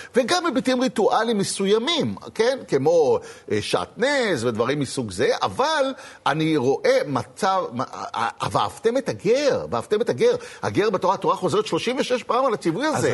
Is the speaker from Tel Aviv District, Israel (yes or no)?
yes; Tel Aviv, Tel Aviv District, Israel; אני הייתי בתור ילד בתל אביב, נולדתי בשישים, אלף תשע מאות שישים בתל אביב